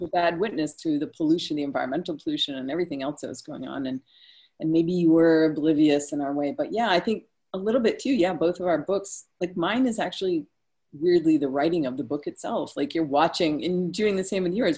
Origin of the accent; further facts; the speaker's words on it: Maine, United States; moved away as an adult; also born or lived in Oakland, California; Where are you from? And I would say Maine